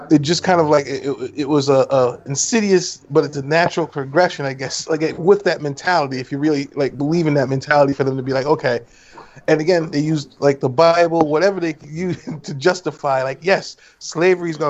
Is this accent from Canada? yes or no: yes; Montreal, Quebec, Canada; As a um, a child growing up in Montreal, Canada